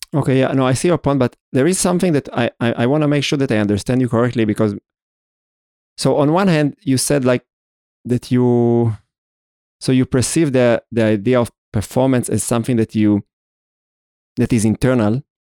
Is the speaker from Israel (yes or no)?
yes; Israel; I was born in Israel, I'm Jewish, I went through this ceremony at the age of thirteen